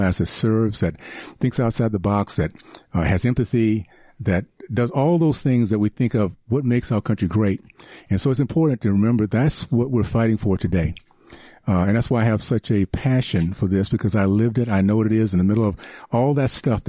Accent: Tallahassee, Florida, United States; moved away as an adult; also born or lived in Africa; now in Utah, United States; I grew up in Tallahassee, Florida, in the 60s

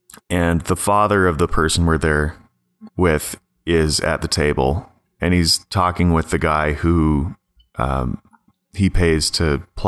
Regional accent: Ontario, Canada; accent: rural Ontario; This is the rural Ontario accent.

